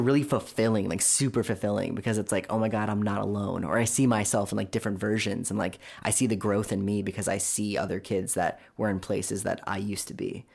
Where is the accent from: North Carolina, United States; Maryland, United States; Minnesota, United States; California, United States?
California, United States; Orange County; I grew up in Orange County